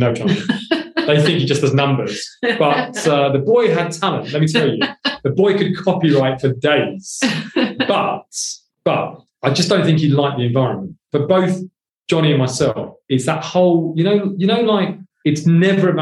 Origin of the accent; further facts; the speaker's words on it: Hounslow, London, United Kingdom; also born or lived in India; I'm an immigrant. I'm a boy from Hounslow.